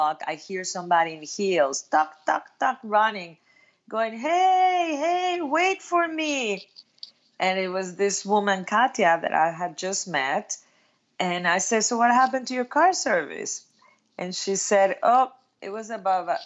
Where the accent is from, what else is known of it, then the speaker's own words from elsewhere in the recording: Mexico; moved away as an adult; also born or lived in New York, United States / Cancun, Mexico; I'm from Mexico. I moved to New York right after college